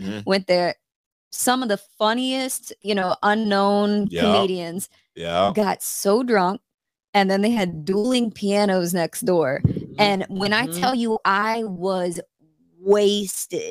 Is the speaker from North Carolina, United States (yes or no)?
yes; Raleigh, North Carolina, United States; moved away as an adult; now in New York, United States; When you're from North Carolina and you're raised in North Carolina and then you come to New York